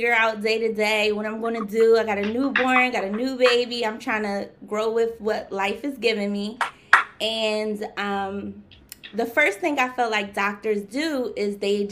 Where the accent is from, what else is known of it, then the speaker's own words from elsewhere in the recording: Philadelphia, Pennsylvania, United States; I'm from Philadelphia, born and raised.